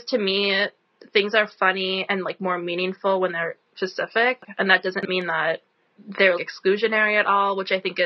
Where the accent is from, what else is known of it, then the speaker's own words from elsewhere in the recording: Midwest, United States; also born or lived in Philadelphia, Pennsylvania; now in Wisconsin, United States; myself being from the Midwest